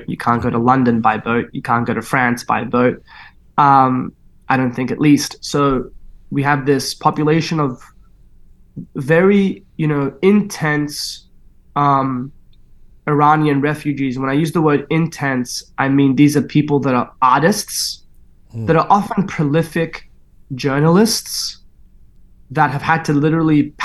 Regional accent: Sydney, New South Wales, Australia; growing up in Sydney

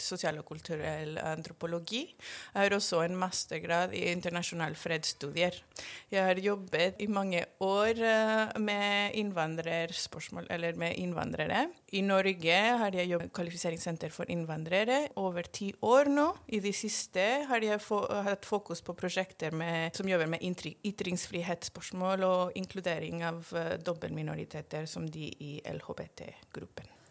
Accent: Mexico; Norwegian is a second language; now in Norway; Jeg kommer opprinnelig fra Mexico

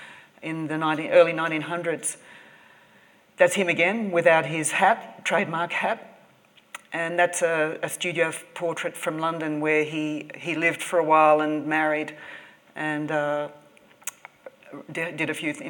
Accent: Sydney, New South Wales, Australia; also born or lived in Tahiti; I'm from Australia. I'm from Sydney, as you can tell from my accent, I say six.

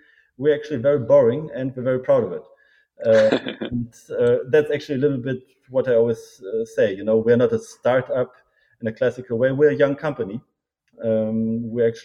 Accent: Berlin, Germany; also born or lived in United States; I born and raised in Berlin, studied in Germany and in the US.

